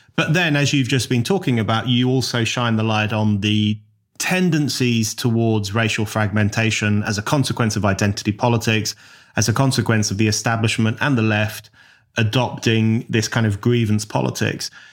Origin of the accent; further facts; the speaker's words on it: London, United Kingdom; the part of London I grew up